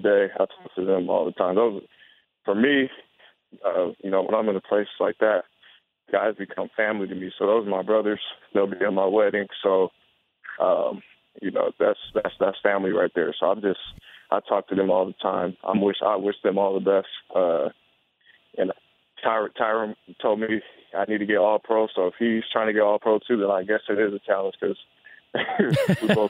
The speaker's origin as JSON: {"language": "English", "town": "San Diego", "region": "California", "country": "United States", "moved": "yes", "said": "Back home, I'm from San Diego"}